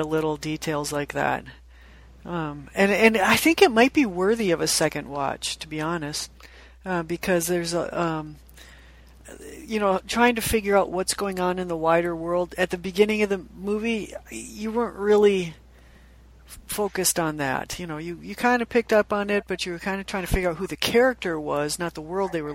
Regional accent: United States

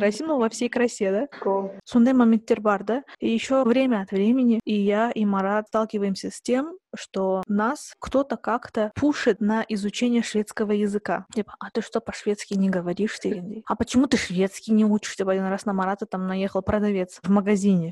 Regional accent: Kazakhstan; now in Sweden; я из Казахстана

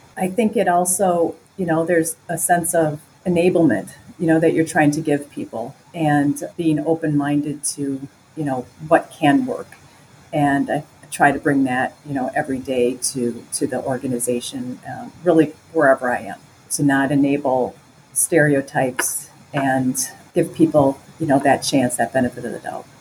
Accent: Wisconsin, United States; moved away as an adult; also born or lived in Chicago; I grew up in Wisconsin. It's a Midwest, northern Midwest state

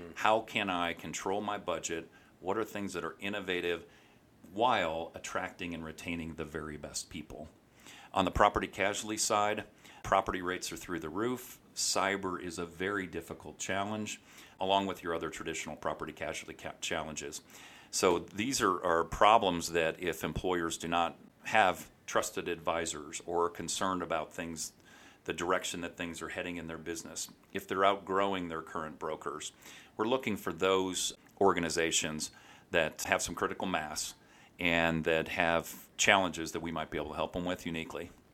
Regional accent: St. Louis, Missouri, United States; moved away as an adult; now in Kansas City, United States; Grew up in Saint Louis

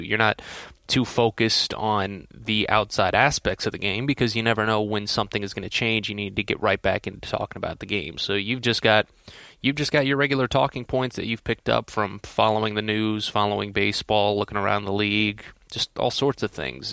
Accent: St. Louis, Missouri, United States; moved away; I'm from Saint Louis, uh, originally

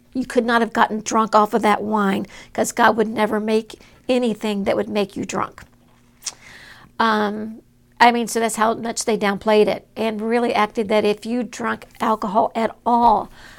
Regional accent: Southern United States, United States; I grew up in Southern part of the United States, an independent, fundamental, Bible-believing South

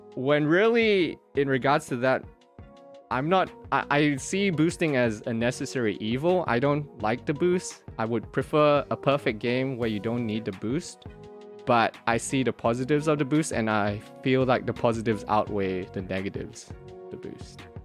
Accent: Australia; moved away as an adult; now in South Korea; I grew up in Australia, yeah, and, and I'm in Korea right now

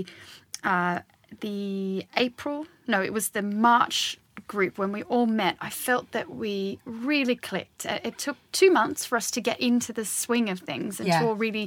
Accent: Australia; also born or lived in Hackney, London; now in London, United Kingdom; I'm very proud of being Australian

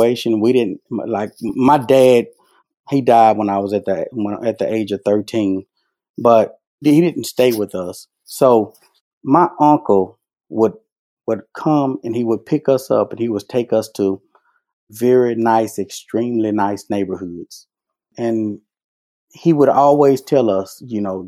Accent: Vicksburg, Mississippi, United States; now in Southaven, United States; when I grew up in Vicksburg, I started cutting hair at 11 years old

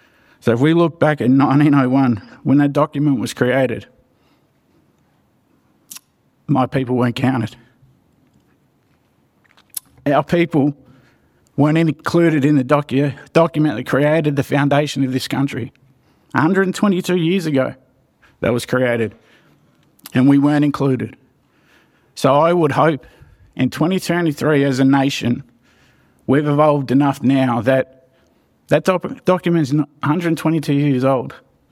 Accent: Geelong, Victoria, Australia; I'm a proud Wamba Wamba man of the Swan Hill region, and born and raised in Geelong

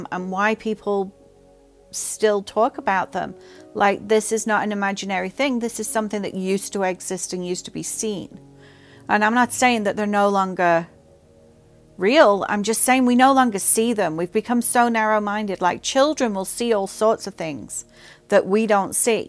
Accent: England, United Kingdom; I grew up in England

